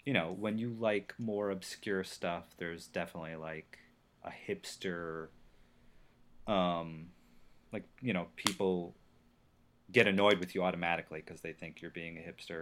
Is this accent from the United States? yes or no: yes; New Jersey, United States; I grew up in Jersey